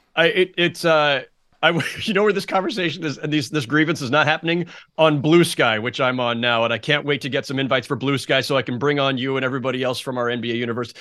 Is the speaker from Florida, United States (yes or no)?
no; Bay Area, California, United States; me growing up in the Bay Area